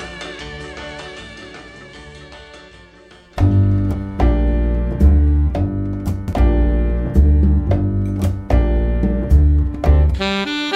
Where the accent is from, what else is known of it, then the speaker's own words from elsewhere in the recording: Long Beach, California, United States; Long Beach, which is my hometown